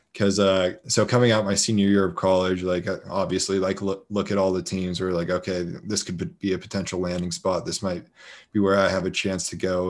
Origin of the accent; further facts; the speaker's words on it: Colorado, United States; moved away as an adult; also born or lived in Oakland; now in Las Vegas, United States; I'm from originally from Colorado